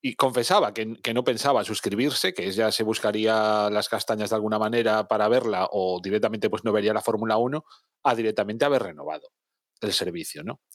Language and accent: Spanish; Spain; los que somos españoles